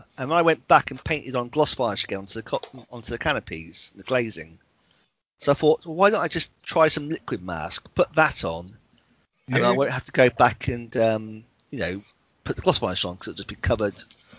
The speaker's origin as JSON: {"language": "English", "country": "Canada", "said": "Being Canadian, had to look it up and was quietly horrified at what yew tree was."}